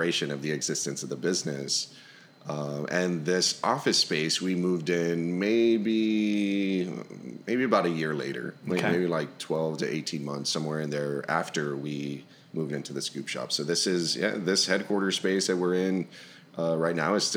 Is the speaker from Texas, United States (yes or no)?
yes; Texas, United States; here in Texas, I'm born and raised Texan